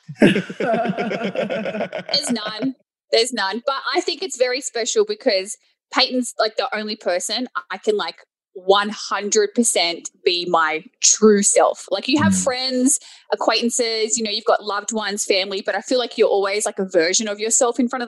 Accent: Sydney, New South Wales, Australia; So we are both from Sydney, Australia, and we're both from Campbelltown, so like the same suburb

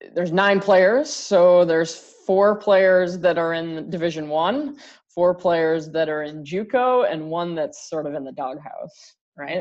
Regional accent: Canada; now in Michigan, United States; I'm Canadian

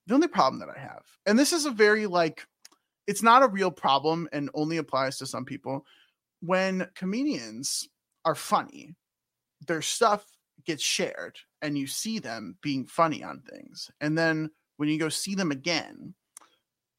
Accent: Chicago, Illinois, United States; now in St. Louis, United States; I was born in Chicago

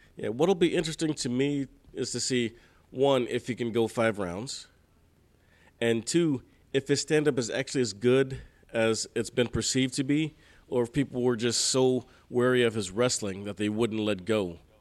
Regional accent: Houston, Texas, United States; I'm from Houston

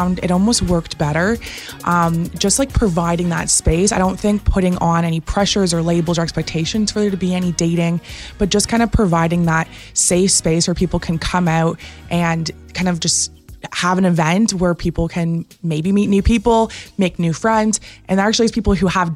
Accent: Innisfil, Ontario, Canada; also born or lived in Barrie; I'm from Innisfil, so basically Barrie my whole life

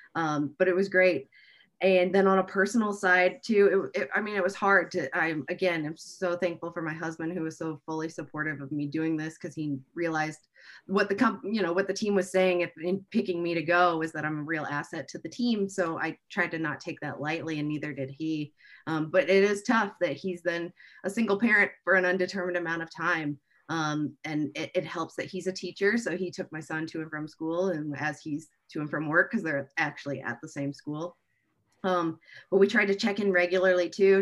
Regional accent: Indianapolis, Indiana, United States; born and raised in Indianapolis

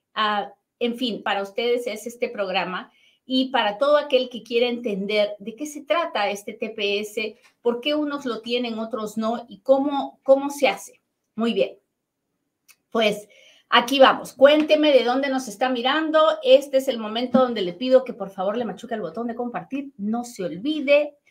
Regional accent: Peru; now in United States; tengo un superacentazo pero es que soy bien peruana.

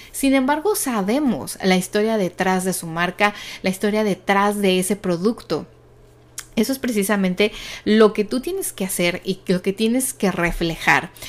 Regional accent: Mexico; soy de México

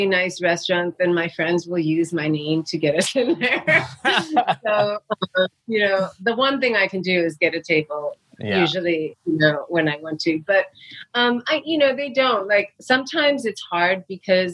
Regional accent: New York City, New York, United States; when I grew up in New York City

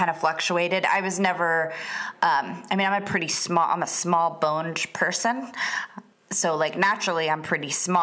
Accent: Florida, United States; moved away as an adult; also born or lived in Atlanta / San Diego / Los Angeles; I'm from Florida

